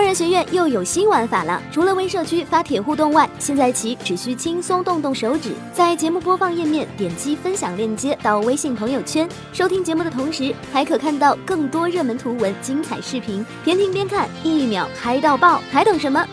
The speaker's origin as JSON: {"language": "Chinese", "town": "Nanjing", "region": "Jiangsu", "country": "China", "said": "我家是南京的"}